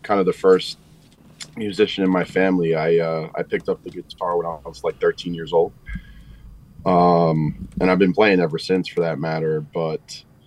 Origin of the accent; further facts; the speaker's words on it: New York City, New York, United States; I'm Staten Island, born and raised. Been here all my life.